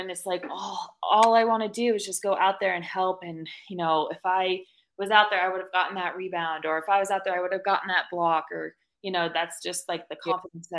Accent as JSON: {"language": "English", "town": "Monroe", "region": "Connecticut", "country": "United States", "tie": "born or raised there", "moved": "as an adult", "lives_now": "Colorado, United States", "said": "I actually grew up in Connecticut, um, a little town called Monroe"}